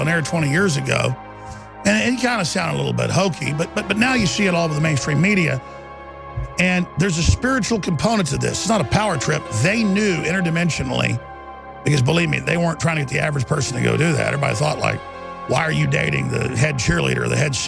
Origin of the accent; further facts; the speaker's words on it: Rockwall, Texas, United States; growing up in Rockwall, Texas